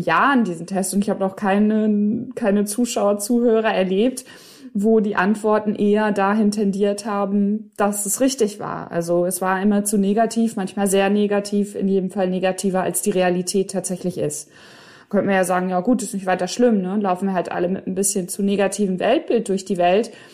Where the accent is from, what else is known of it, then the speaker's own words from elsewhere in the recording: Hiddenhausen, North Rhine-Westphalia, Germany; moved away; also born or lived in England; Meine Heimat ist ein Dorf, das heißt Hiddenhausen